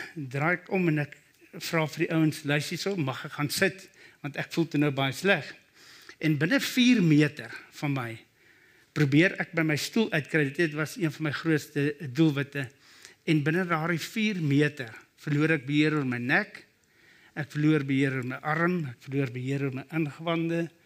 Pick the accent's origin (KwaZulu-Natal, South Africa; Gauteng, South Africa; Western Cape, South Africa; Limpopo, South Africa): Gauteng, South Africa; Brakpan; Ek kom van Brakpan af.